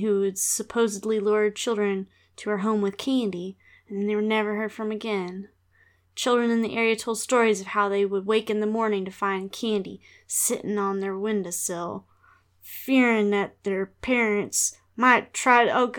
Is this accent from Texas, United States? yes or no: yes; Texas, United States; accent: Texas; I'm going to stand in my truth and use my homogenized sort of Texas accent. Just my regular voice.